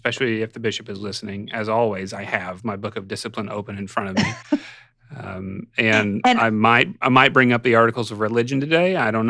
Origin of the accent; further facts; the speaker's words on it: Arkansas, United States; I grew up in Arkansas